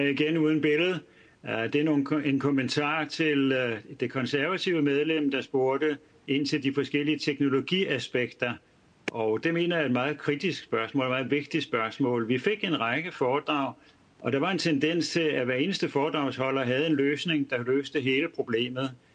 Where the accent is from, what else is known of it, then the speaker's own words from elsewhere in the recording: North Zealand, Capital Region of Denmark, Denmark; jeg kommer fra Nordsjælland